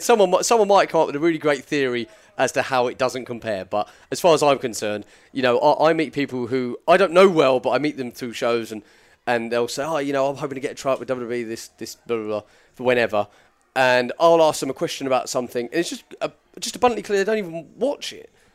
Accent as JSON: {"language": "English", "area": "near Petersfield", "region": "South East England", "country": "United Kingdom", "tie": "born or raised there", "said": "to say I'm from Petersfield is just like a blatant lie"}